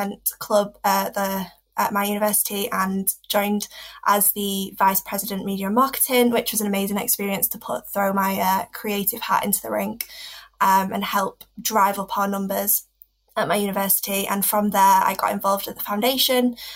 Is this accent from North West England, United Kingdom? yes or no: yes; Preston, North West England, United Kingdom; I grew up in Preston